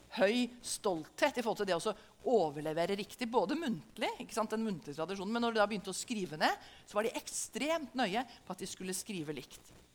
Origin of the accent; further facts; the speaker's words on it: Norway; Som en nordmann som lever i Norge i 2022